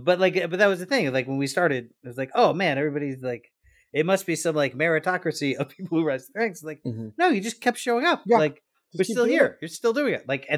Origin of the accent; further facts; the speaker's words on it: Deep South, United States; It's like in my hometown, I grew up in the Deep South